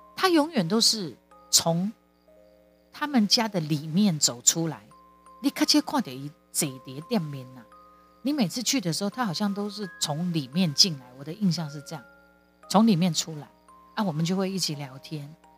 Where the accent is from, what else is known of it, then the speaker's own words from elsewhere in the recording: Kaohsiung, Taiwan; 我们后来搬离开三明区。之前我们是住在三明区九如二路，他是我成长的地方